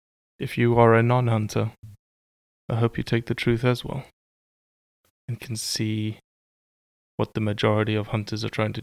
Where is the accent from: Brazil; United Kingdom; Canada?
Brazil; Rio de Janeiro; born there; You know that I was born in Rio too?